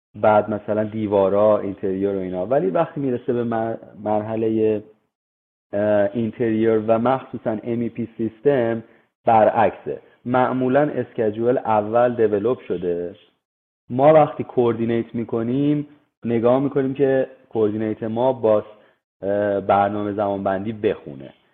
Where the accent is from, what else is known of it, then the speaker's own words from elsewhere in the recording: Iran; moved away; من خیلی تو ایران بزرگ شدم فارسیم خیلی خوبه